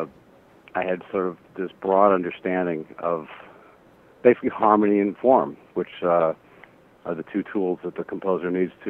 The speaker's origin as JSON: {"language": "English", "country": "United States", "said": "being an American and being sort of in the culture"}